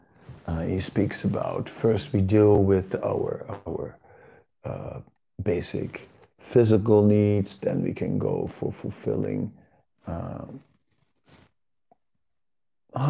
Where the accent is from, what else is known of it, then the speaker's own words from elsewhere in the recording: Netherlands; I was born in the Netherlands.